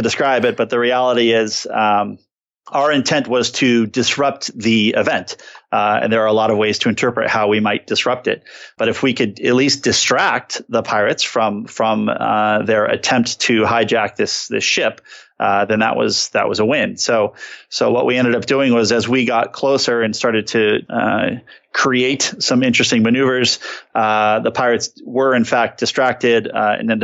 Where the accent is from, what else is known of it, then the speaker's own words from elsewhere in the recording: San Diego, California, United States; I grew up in San Diego